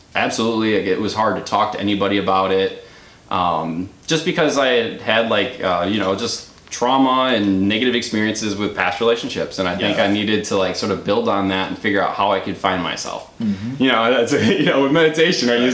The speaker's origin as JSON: {"language": "English", "town": "Waukesha", "region": "Wisconsin", "country": "United States", "tie": "born or raised there", "also_born_or_lived": "Milwaukee, Wisconsin", "said": "I grew up in Waukesha, little kid in Waukesha, very conservative city in Wisconsin"}